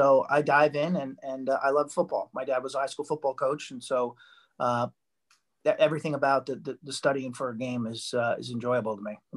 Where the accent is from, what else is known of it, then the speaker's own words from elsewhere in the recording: Long Island, South Shore, Nassau County, New York, United States; Long Island, South Shore, Nassau County, small little town, couple towns in from Queens.